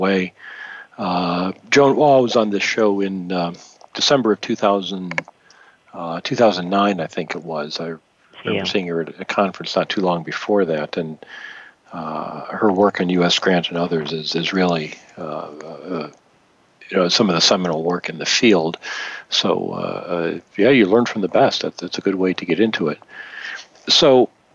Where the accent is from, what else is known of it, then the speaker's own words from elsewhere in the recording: Michigan, United States; I grew up in Michigan